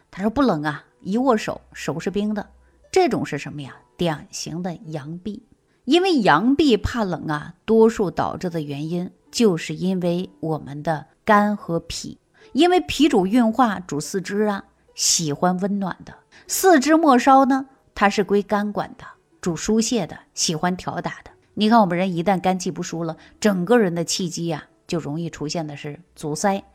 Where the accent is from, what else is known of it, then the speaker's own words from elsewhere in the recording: Northeast China, China; now in Shaanxi, China; 我本身是东北人，啊，我常年大部分时间都在陕西